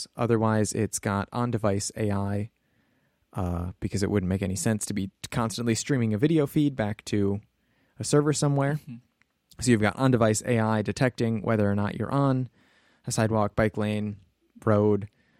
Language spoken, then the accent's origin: English; Rosendale, Wisconsin, United States; And we grew up in Rosendale, Wisconsin.